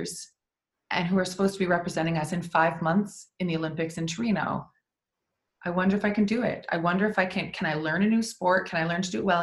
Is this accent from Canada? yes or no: yes; Prince Edward Island, Canada; I grew up in Prince Edward Island.